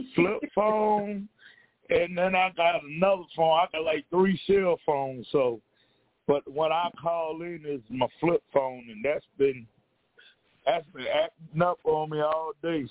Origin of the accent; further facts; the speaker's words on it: the South, United States; My family is from the South. I was born and raised in the South